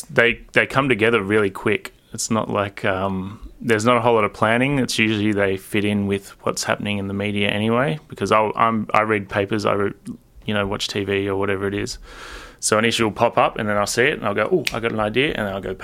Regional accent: Sydney, New South Wales, Australia; I grew up on the Lower North Shore of Sydney, so which is not a left kind of side of politics, I suppose.

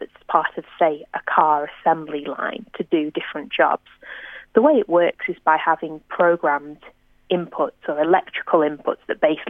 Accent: near Manchester, North West England, United Kingdom; now in Australia; I'm, you know, near my hometown

